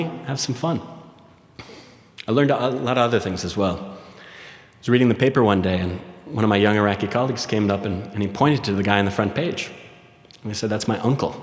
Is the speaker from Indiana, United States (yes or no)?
no; Minneapolis, Minnesota, United States; moved away as an adult; also born or lived in Gaza City; I was born and raised in Minnesota